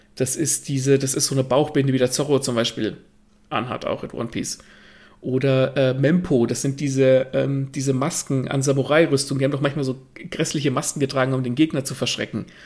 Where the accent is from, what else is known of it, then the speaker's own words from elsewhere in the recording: Germany; bei uns in Deutschland